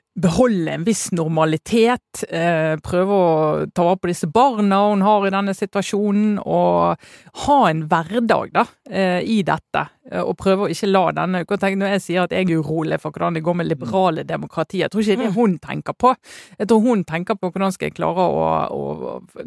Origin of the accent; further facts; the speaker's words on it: Western Norway, Norway; som vestlending